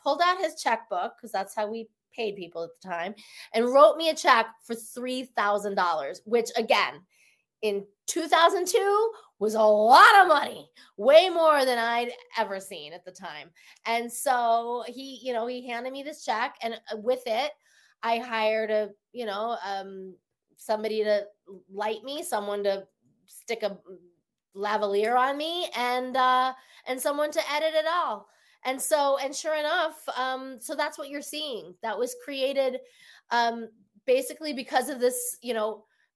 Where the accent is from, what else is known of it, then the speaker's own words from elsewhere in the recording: Denver, Colorado, United States; moved away as an adult; also born or lived in Evanston, Illinois / Taos, New Mexico; now in Los Angeles, United States; I'm from Denver.